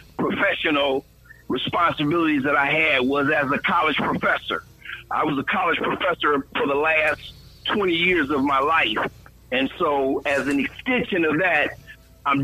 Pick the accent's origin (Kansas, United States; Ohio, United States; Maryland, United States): Ohio, United States; Toledo; moved away as an adult; also born or lived in Washington, D.C.; now in Cincinnati, United States; I'm from Toledo. I am a native Toledoan, born and raised